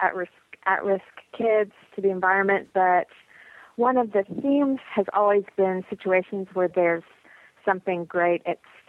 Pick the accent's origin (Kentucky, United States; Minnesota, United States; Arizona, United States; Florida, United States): Kentucky, United States; Lexington; moved away as an adult; also born or lived in San Francisco Bay Area, California; I grew up here in Lexington